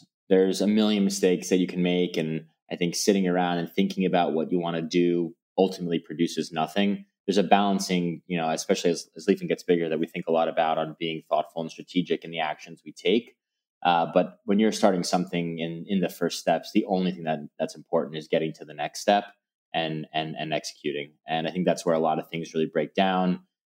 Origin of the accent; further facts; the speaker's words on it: New York City, New York, United States; being fortunate enough to grow up in the city